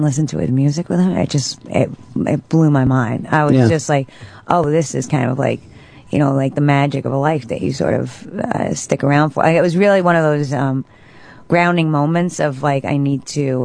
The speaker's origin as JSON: {"language": "English", "region": "New York", "country": "United States", "said": "as a New Yorker"}